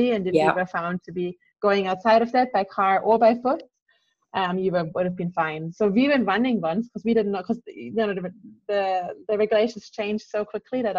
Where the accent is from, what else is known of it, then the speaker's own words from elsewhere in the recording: Austria; moved away as an adult; also born or lived in New Zealand; I'm back in my home country in Austria